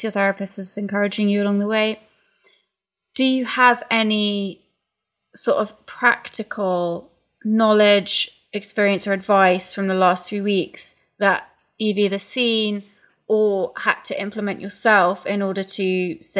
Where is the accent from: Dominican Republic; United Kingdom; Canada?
United Kingdom; England; as an English person